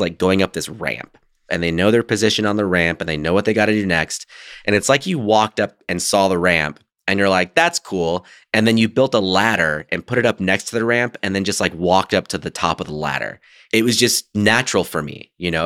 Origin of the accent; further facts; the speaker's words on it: United States; I grew up very Americanized